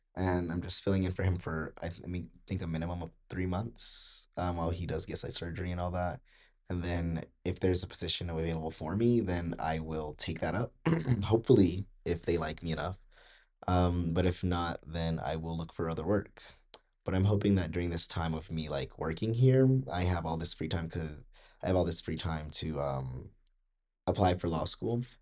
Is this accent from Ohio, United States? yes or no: no; Georgia, United States; I'm from Georgia